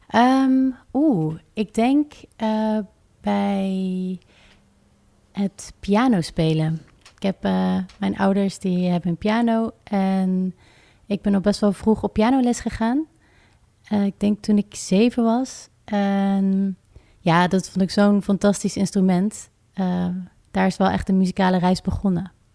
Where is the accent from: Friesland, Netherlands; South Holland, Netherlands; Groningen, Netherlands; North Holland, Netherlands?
South Holland, Netherlands; Rotterdam; ik kom uit Rotterdam en ik schrijf muziek